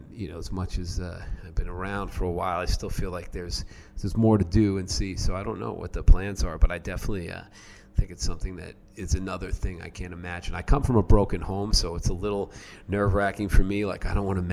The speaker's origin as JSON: {"language": "English", "town": "New York City", "region": "New York", "country": "United States", "said": "I'm from Queens, New York"}